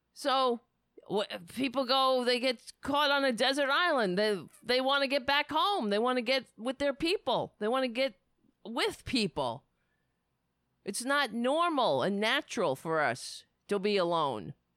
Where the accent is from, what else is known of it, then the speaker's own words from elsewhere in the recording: United States; as an American people, as a community